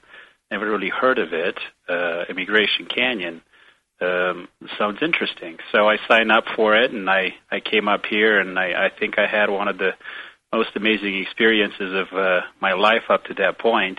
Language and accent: English; Romania; moved away as an adult; now in United States; I grew up in Romania before moving to the United States